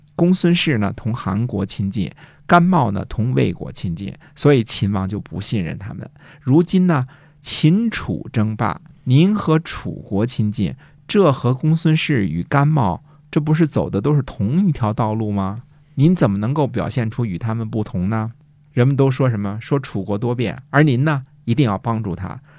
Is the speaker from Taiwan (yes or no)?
no; China; 这就是你看，我们中国人读李白一句说